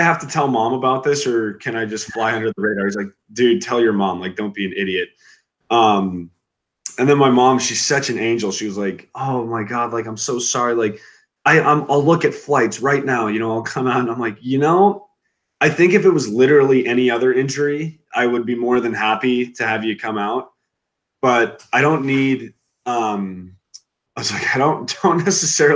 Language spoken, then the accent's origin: English; Denver, Colorado, United States; moved away as an adult; now in San Diego, United States; growing up in Denver